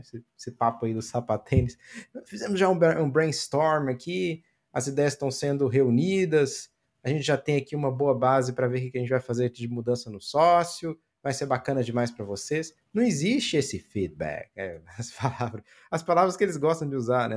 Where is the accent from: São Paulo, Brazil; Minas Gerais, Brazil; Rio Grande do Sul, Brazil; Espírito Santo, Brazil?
Minas Gerais, Brazil; Eu sou de Minas, eu sou mineiro, nasci em Minas, fui criado em Minas, sou cruzeiro